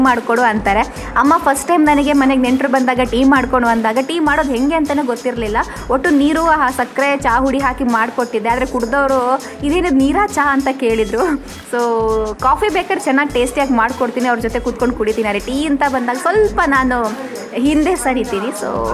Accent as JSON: {"language": "Kannada", "town": "Badiadka", "region": "Kerala", "country": "India", "tie": "born or raised there", "said": "ನಮ್ಮ ಊರು ಬದಿಯಡ್ಕ ಅಲ್ಲೇ ಒಂದು ಟ್ಯಾಕ್ಸಿ ಓಡಿಸ್ತಾ ಇದ್ದೇನೆ"}